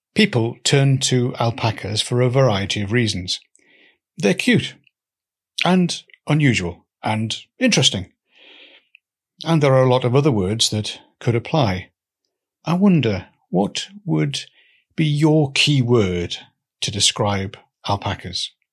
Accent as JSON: {"language": "English", "town": "Newcastle", "region": "North East England", "country": "United Kingdom", "tie": "born or raised there", "also_born_or_lived": "Swansea", "moved": "yes", "said": "I grew up in Newcastle"}